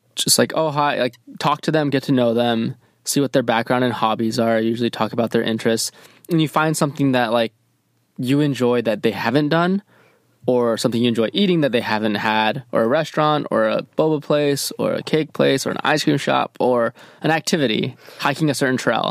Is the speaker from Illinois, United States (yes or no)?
no; Michigan, United States; I grew up in Michigan